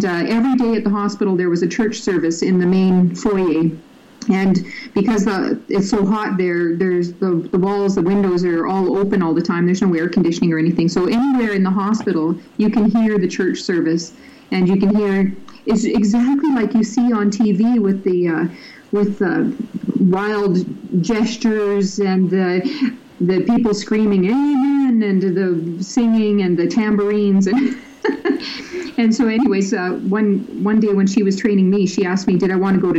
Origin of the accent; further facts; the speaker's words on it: Libya; now in Canada; I grew up in Libya, so I'm very familiar with growing up in a Muslim culture